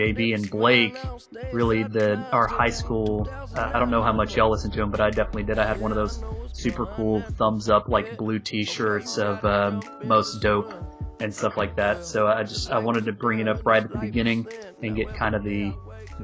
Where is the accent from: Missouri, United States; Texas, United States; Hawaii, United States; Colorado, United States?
Texas, United States; Fort Worth; where I grew up in Fort Worth